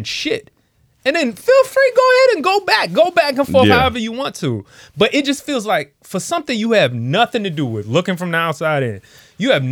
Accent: Washington, District of Columbia, United States; I'm from D.C.

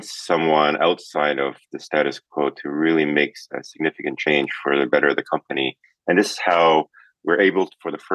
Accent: Vancouver, British Columbia, Canada; moved away as an adult; also born or lived in California / New York City / Hong Kong; I'm actually originally from Canada, born and grew up in Vancouver, moved down

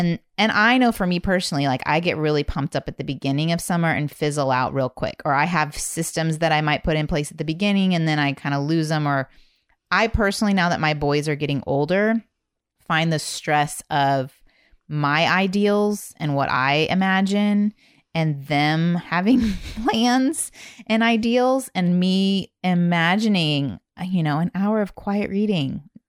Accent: Indiana, United States; now in Texas, United States; I'm from Indiana

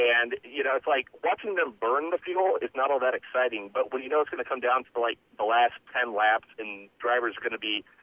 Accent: Indianapolis, Indiana, United States; I'm from Indianapolis, and primarily when I was growing up in the 80s mostly

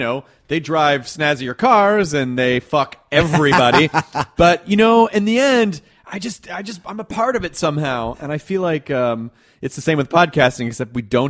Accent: Memphis, Tennessee, United States; also born or lived in Kentucky; I grew up in the South. I was born in Kentucky and grew up in Memphis, Tennessee, and was always sort of socially outcast.

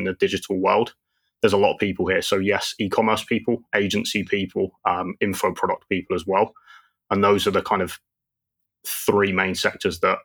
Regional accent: London, United Kingdom; moved away as an adult; now in Dubai, United Arab Emirates; lived in London my whole life, went traveling a few years ago, and now call Dubai home.

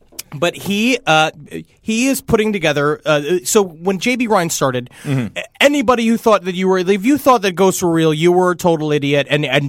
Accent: Ireland; I'm quite Irish.

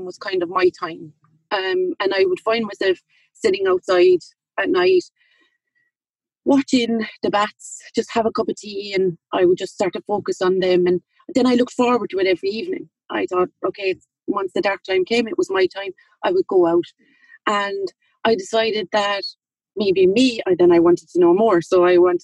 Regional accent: Limerick, Munster, Ireland; I'm from Limerick City, but I live in County

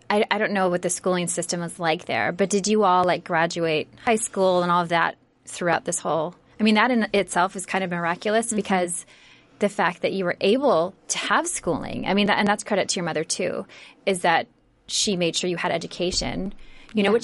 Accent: Midwest, United States; now in California, United States; growing up in the Midwest

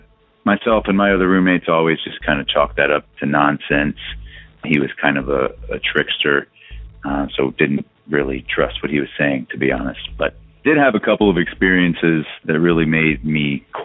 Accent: Texas, United States; I'm from Texas

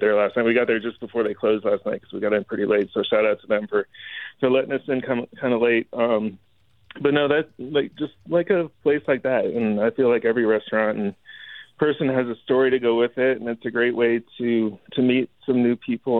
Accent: Tampa, Florida, United States; moved away; also born or lived in London, Ontario, Canada; I'm actually was born in London, Ontario, but I spent most of my life growing up down in Florida.

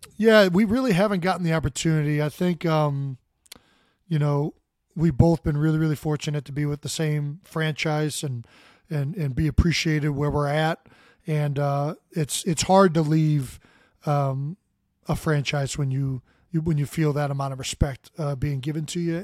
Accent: Cleveland, Ohio, United States; moved away; We're both from Cleveland, so we're Browns fans

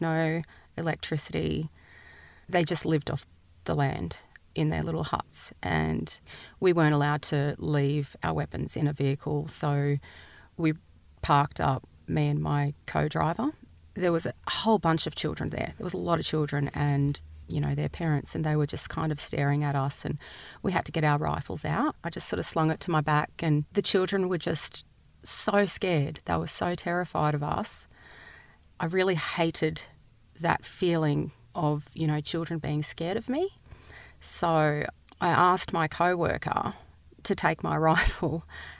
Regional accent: Australia

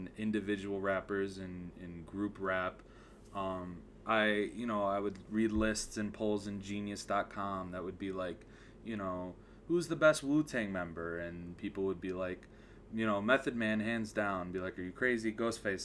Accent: Southwest Michigan, United States; I'm from Southwest Michigan

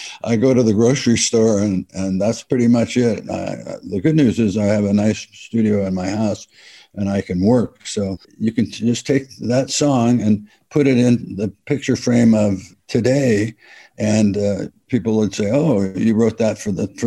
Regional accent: East Bay, San Francisco Bay Area, California, United States; we're from the East Bay

